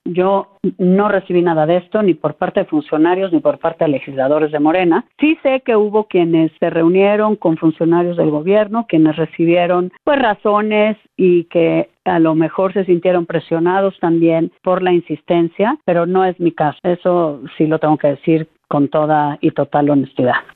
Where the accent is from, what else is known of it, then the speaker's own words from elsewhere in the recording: Mexico; como mexicanos